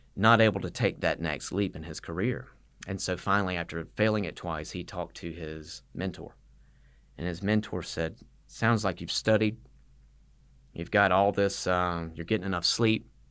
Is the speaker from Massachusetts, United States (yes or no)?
no; Statesboro, Georgia, United States; I'm from Statesboro